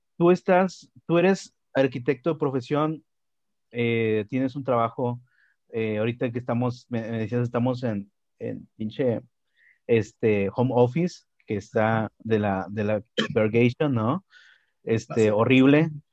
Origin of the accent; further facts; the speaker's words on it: Monterrey, Nuevo León, Mexico; lo que somos los regiomontanos